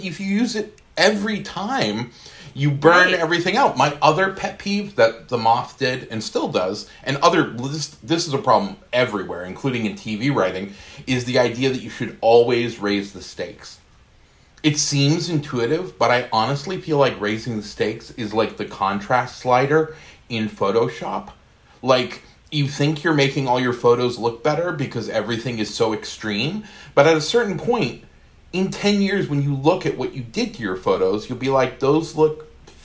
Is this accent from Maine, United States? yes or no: yes; Maine, United States; moved away as an adult; also born or lived in Seattle; in Maine where I'd grown up.